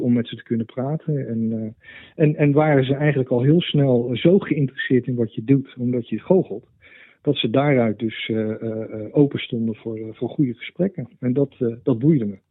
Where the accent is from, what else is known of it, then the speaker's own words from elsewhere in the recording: Netherlands; moved away as an adult; also born or lived in United States; ik, heb een tijdje in Amerika gewoond, heb ik het enorm naar mijn zin gehad. Mhm. Ik ben uh, zo'n eh, nou, zeg maar zo 20 jaar geleden weer naar Nederland teruggekomen